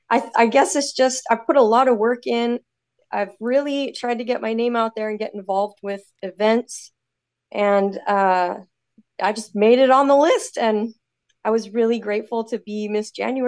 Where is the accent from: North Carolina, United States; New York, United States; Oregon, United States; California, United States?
Oregon, United States; Eugene; now in Canada; So I was born in Oregon, outside of Eugene, grew up there, and then I immigrated into Canada in 2008.